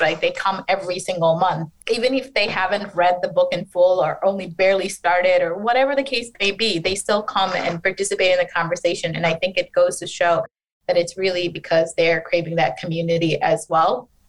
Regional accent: Detroit, Michigan, United States; also born or lived in Bangladesh; I grew up in a predominantly Bangladeshi American community in Detroit

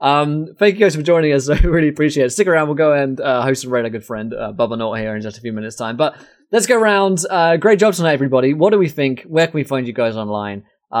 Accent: Canada; in my case, I'm Canadian.

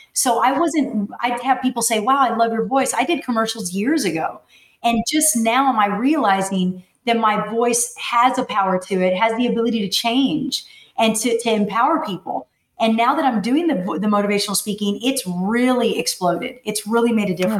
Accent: McAllen, Texas, United States; I was born and raised in McAllen, Texas

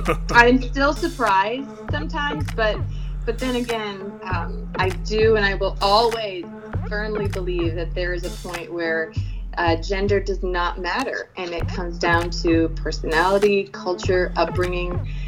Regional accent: Philippines; Then you talk to me, you're like, all right, you're confused. Or you grew up overseas. And it's a little bit of both.

